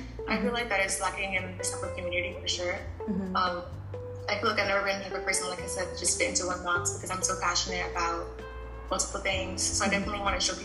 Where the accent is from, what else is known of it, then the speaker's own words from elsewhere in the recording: Orlando, Florida, United States; I am from Orlando